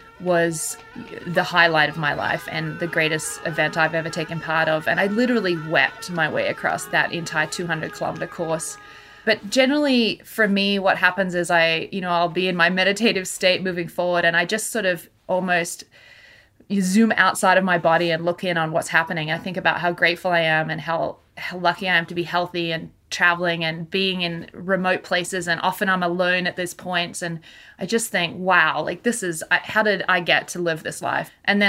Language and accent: English; Australia; moved away as an adult; now in Canada; I'm originally from Australia, and I ended up in Canada when I was 21 and never really gone back.